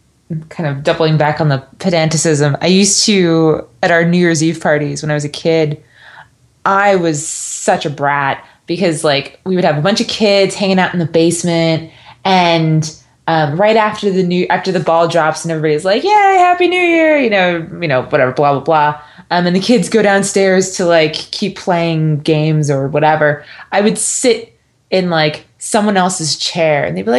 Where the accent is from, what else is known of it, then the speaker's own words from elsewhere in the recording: New Jersey, United States; I grew up in New Jersey